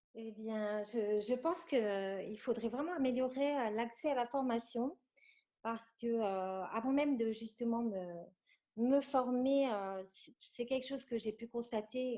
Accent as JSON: {"language": "French", "area": "near Lille", "region": "Hauts-de-France", "country": "France", "said": "Je suis originaire du nord de la France, à côté de Lille précisément"}